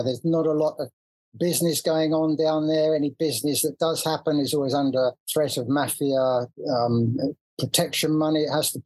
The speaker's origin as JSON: {"language": "English", "region": "London", "country": "United Kingdom", "tie": "born or raised there", "also_born_or_lived": "Calabria, Italy", "said": "I was born in Kensington to Italian parents and then whisked off to southern Italy on regular visits"}